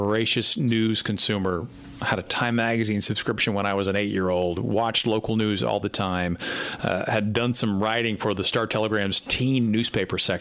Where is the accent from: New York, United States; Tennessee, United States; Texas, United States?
Texas, United States; Fort Worth; I was from Fort Worth